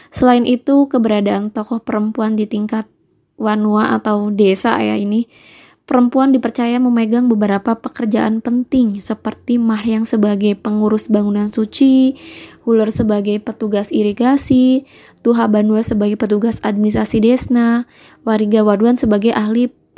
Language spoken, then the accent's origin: Indonesian; Java, Indonesia; Saya itu adalah uh, orang Jawa dan berasal dari kampung halaman saya